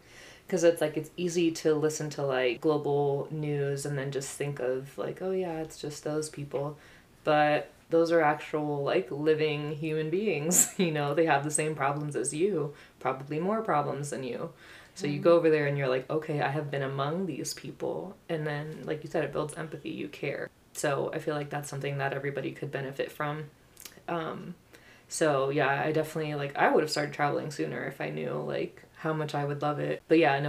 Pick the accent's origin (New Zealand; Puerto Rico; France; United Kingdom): Puerto Rico; now in United States; I'm from Puerto Rico. So just, I feel like we have that exposure to something else.